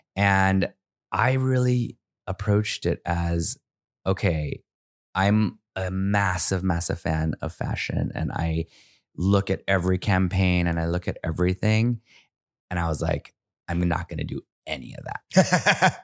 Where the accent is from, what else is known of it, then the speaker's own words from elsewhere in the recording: United States; growing up in America as an immigrant